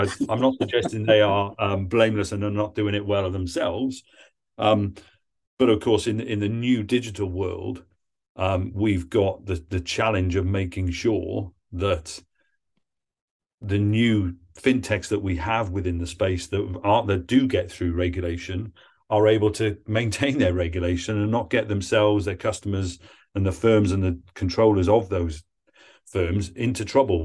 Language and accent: English; Wales, United Kingdom; moved away; I'm from Wales originally